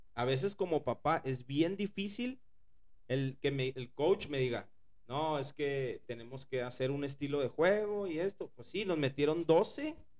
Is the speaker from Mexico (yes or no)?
yes; Ciudad Juárez, Chihuahua, Mexico; yo también vengo de Ciudad Juárez